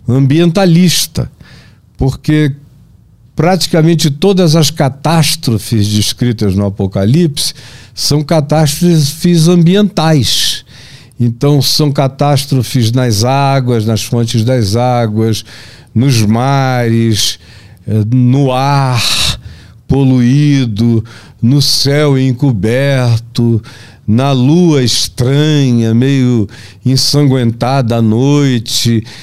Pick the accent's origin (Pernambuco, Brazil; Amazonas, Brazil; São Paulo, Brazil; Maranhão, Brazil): Amazonas, Brazil; na minha terra, no Amazonas